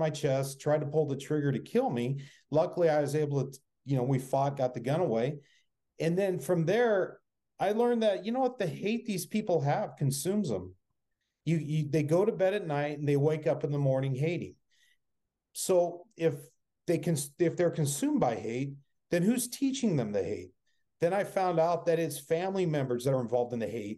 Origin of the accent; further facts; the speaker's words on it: Phoenix, Arizona, United States; born and raised in Phoenix